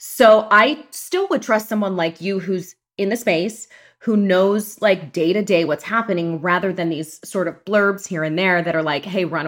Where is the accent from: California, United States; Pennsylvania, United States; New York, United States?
Pennsylvania, United States; Pittsburgh; I'm from Pittsburgh, Pennsylvania. Yay. Go Steelers. Go Penguins. Go Pirates. Born and raised, huge Italian-American family.